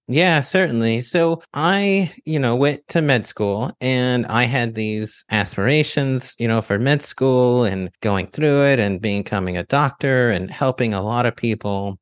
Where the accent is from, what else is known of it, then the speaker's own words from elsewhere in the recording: the South, United States; I grew up in the in the South where you eat mostly foods that are bland